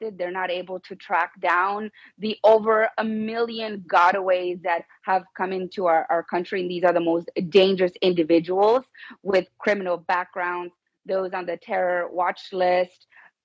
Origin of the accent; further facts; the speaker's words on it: Tamaulipas, Mexico; now in United States; I'm from Mexico. I'm from Tamaulipas